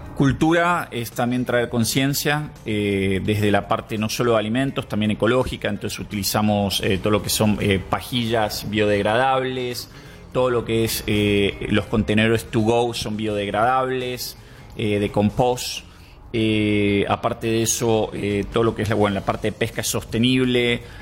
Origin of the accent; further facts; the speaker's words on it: Buenos Aires, Argentina; moved away as an adult; now in Costa Rica; soy de Buenos Aires